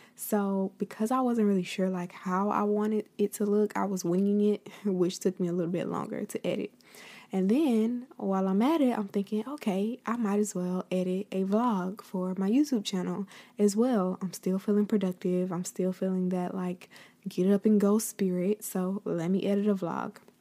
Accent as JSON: {"language": "English", "region": "Florida", "country": "United States", "said": "I will be the first Floridian"}